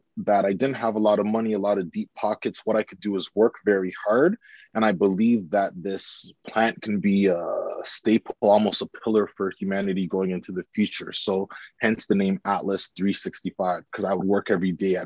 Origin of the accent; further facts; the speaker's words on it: Canada; also born or lived in United Kingdom; returning home to Canada